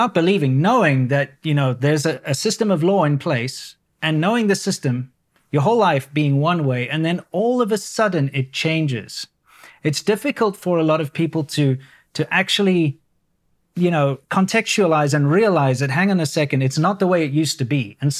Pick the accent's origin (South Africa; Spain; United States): South Africa; It's a very British system, very similar to what I grew up in South Africa, being a former British colony, of course.